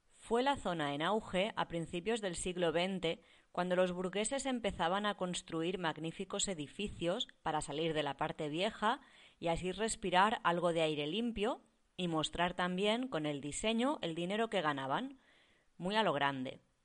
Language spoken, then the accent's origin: Spanish; Barcelona, Catalonia, Spain; yo soy de Barcelona